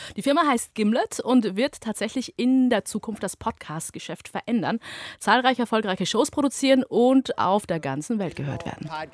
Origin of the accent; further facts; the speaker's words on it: Germany; hier in, bei uns in Deutschland